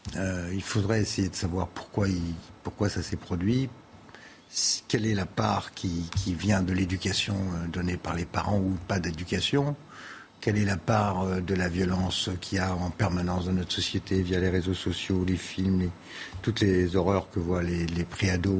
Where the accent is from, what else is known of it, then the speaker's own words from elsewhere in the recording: France; chez nous en France